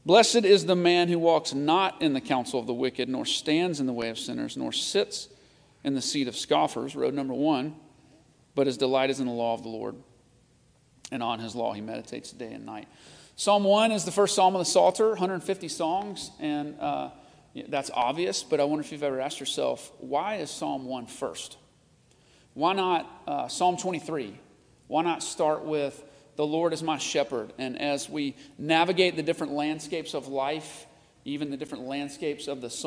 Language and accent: English; Nashville, Tennessee, United States; I grew up in Nashville, the country music capital of the world. And like every good Nashvillian, I was country to the core.